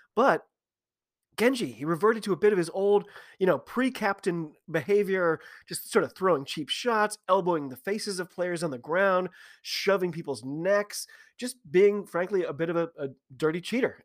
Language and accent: English; United States; I am an American rugby fan